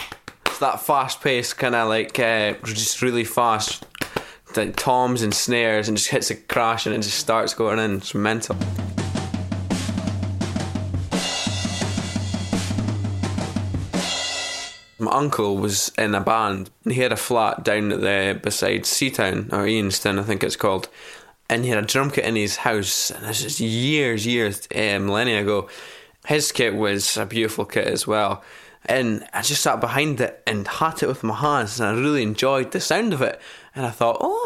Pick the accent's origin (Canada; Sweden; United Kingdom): United Kingdom; Elgin, Scotland; also born or lived in Buckie; I'm 17 years old and I live in Bucket. I was born in Elgin, about half an hour down the road.